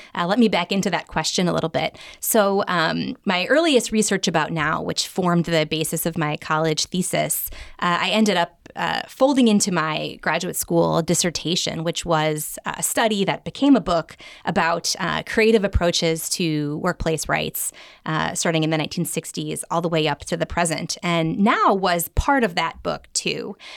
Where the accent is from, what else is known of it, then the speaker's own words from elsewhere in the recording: Chicago, Illinois, United States; Chicago, which is my hometown